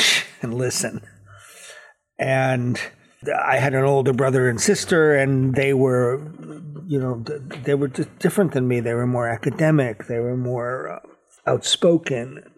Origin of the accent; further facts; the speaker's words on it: New Haven, Connecticut, United States; I was born in New Haven, Connecticut